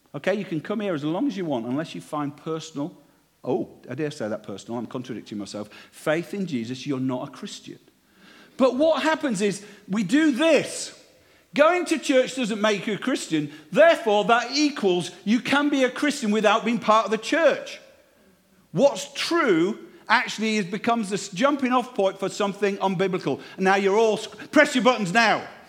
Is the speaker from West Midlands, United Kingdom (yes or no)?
no; Yorkshire and the Humber, United Kingdom; now in Cheltenham, United Kingdom; I'm from Yorkshire